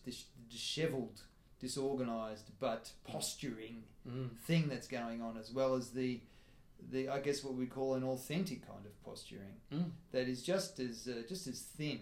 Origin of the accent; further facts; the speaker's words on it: Tasmania, Australia; I grew up in Tasmania.